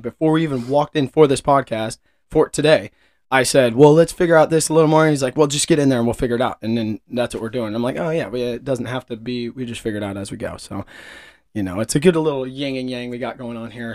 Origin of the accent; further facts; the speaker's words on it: Kansas City, Missouri, United States; was born and raised in and around Kansas City, uh, a little bit north of Kansas City, but I've lived here my whole life.